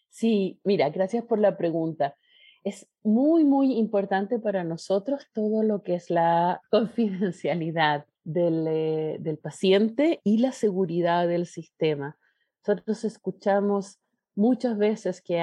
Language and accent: Spanish; Chile; Chile, que es de donde yo vengo